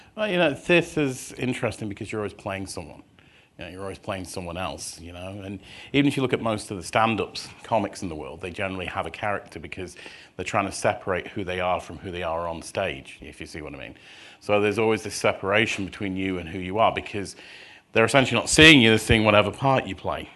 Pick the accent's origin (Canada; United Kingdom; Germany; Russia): United Kingdom; Scunthorpe, Yorkshire and the Humber; moved away as an adult; now in Minnesota, United States; I was born in a town in the north of England, which most people haven't heard of, which is a place called, uh, Scunthorpe.